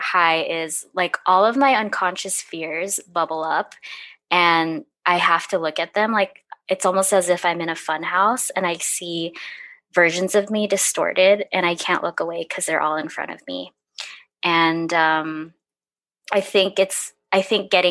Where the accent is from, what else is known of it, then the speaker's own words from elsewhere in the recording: California, United States; now in Portland, United States; I grew up in California, but I moved to Portland